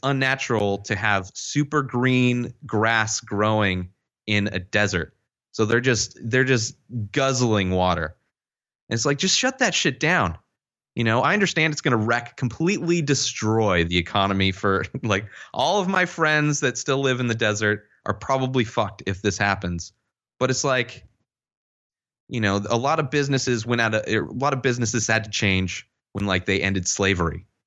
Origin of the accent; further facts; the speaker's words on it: Palm Springs, California, United States; I grew up in the Coachella Valley, Palm Springs area